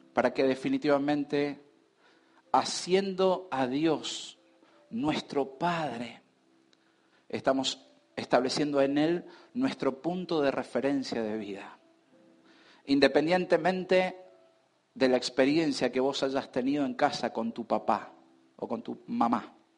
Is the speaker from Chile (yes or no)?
no; Argentina; Nosotros hoy estamos como argentinos